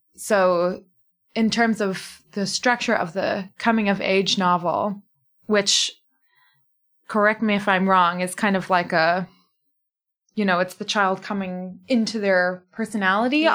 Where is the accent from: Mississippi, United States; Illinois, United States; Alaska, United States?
Illinois, United States; Fox Lake; moved away as an adult; now in Cape Town, South Africa; I am an author from Fox Lake, Illinois